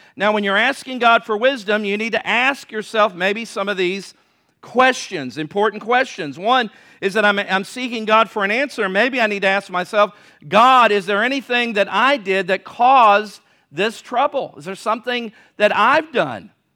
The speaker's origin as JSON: {"language": "English", "town": "Virginia Beach", "region": "Virginia", "country": "United States", "tie": "born or raised there", "said": "Growing up in Virginia Beach"}